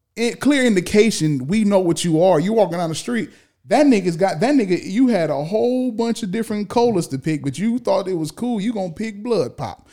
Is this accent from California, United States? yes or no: yes; California, United States; born and raised in California